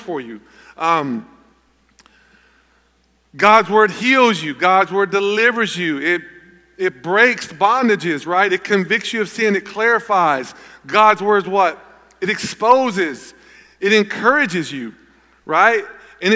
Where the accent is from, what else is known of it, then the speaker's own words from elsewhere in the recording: Gallatin, Tennessee, United States; I grew up in Gallatin, Tennessee